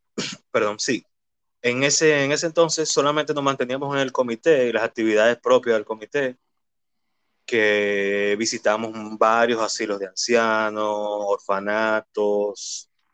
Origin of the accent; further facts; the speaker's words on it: Santo Domingo, Distrito Nacional, Dominican Republic; Nací y me crié en Villaconsuelo, en específicamente en la calle Manuel Ubaldo Gómez